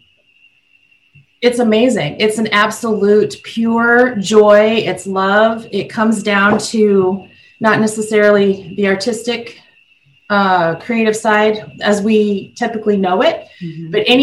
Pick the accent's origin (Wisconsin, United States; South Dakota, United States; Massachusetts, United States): South Dakota, United States; as a young girl, I grew up in South Dakota.